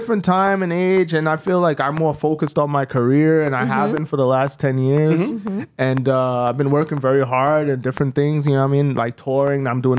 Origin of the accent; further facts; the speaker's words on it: New York City, New York, United States; now in El Paso, United States; Oh, I'm from Staten Island, actually. But I'm Jamaican-American. My mom's from Jamaica and my dad's African-American. So I'm Jamaican, you know?